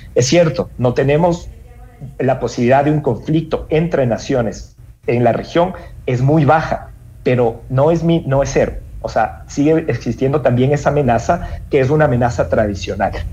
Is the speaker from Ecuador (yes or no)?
yes; Ecuador; como ecuatorianos